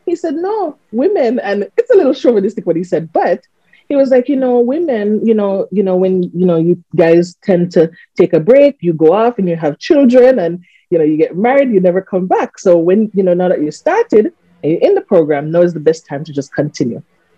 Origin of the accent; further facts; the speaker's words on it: Montego Bay, Saint James, Jamaica; I'm a Moby girl.